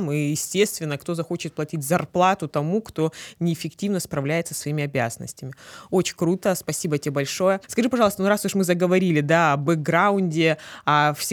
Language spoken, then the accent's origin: Russian; Krasnodar, Krasnodar Krai, Russia; Я родом из Краснодара